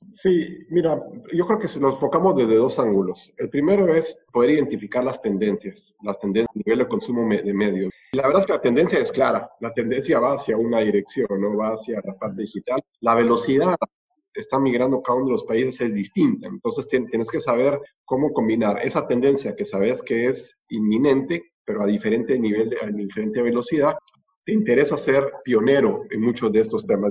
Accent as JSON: {"language": "Spanish", "country": "Guatemala", "also_born_or_lived": "Costa Rica", "moved": "as an adult", "lives_now": "Argentina", "said": "soy guatemalteco"}